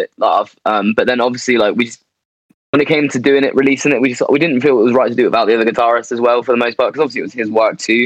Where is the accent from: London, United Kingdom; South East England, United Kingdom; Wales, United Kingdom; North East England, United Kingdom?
South East England, United Kingdom; Andover; we're from Andover, which is like quite a small town in England